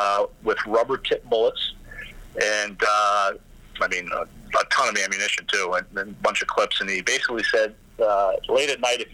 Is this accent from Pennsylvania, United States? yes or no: no; Rhode Island, United States; I grew up here in Rhode Island, too